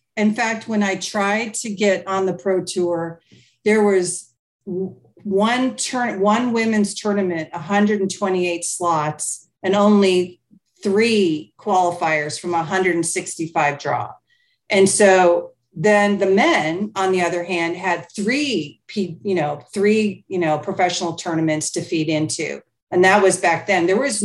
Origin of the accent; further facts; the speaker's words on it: United Kingdom; I went to Germany. I went to Mexico. I'm from Europe. I'm from the UK.